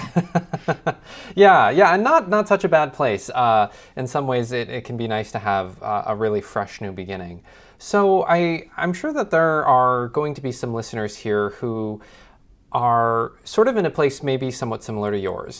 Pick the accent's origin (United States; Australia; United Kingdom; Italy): United States; Midwest; being a sort of Midwest boy myself